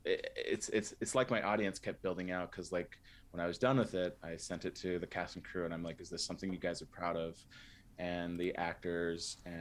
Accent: San Diego, California, United States; moved away as an adult; now in Salt Lake City, United States; I'm originally from San Diego

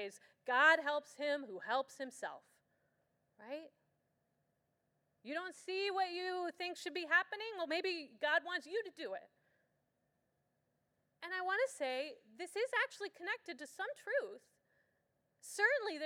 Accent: Escondido, California, United States; My hometown, Escondido

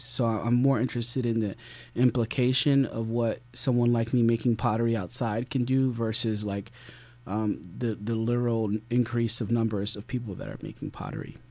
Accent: Philadelphia, Pennsylvania, United States; I grew up in Philadelphia

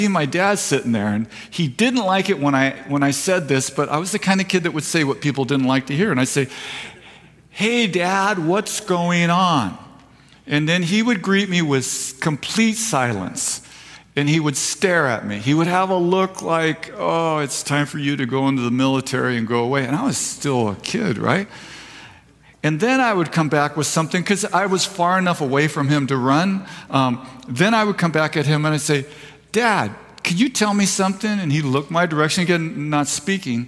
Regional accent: Escondido, California, United States; also born or lived in Vista, California; now in Fallbrook, United States; I was born in Escondido

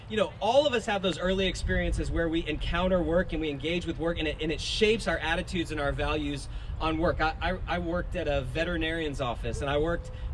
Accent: South Florida, United States; when I grew up in South Florida, I was in high school

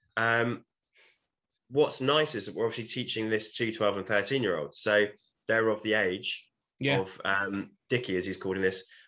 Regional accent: United Kingdom; But we're British

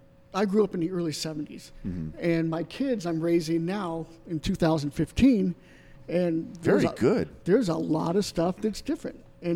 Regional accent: Tampa, Florida, United States; now in Bay Area, United States; Tampa Bay, Florida.

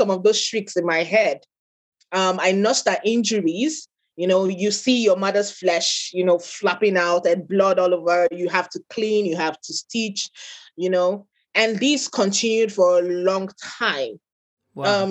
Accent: Nigeria; I am an African, I'm Nigerian

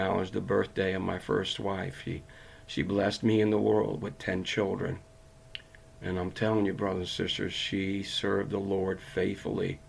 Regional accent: Connecticut, United States; I'm from Connecticut

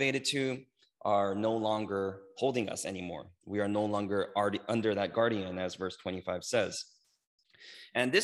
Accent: United States; I'm Korean American

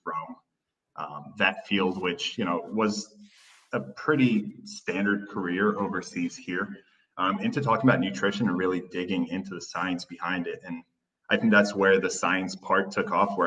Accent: Turkey; I spent about 9 or 10 years growing up in Turkey.

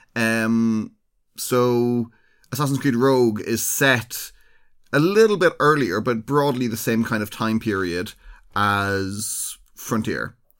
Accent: Ireland; we are well known in Ireland for having

